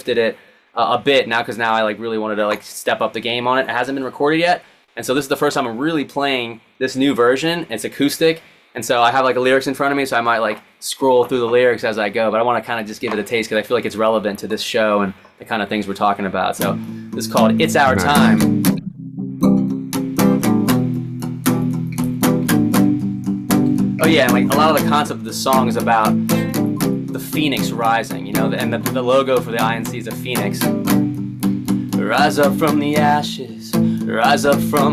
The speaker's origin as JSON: {"language": "English", "region": "Maryland", "country": "United States", "tie": "born or raised there", "moved": "as an adult", "lives_now": "Los Angeles, United States", "said": "We grew up on the East Coast together in Maryland"}